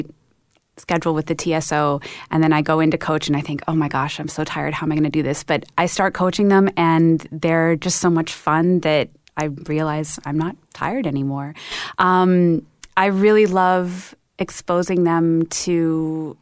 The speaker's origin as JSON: {"language": "English", "town": "Vancouver", "region": "British Columbia", "country": "Canada", "tie": "born or raised there", "also_born_or_lived": "Cleveland / Detroit", "moved": "as an adult", "lives_now": "Toronto, Canada", "said": "we grew up in Vancouver"}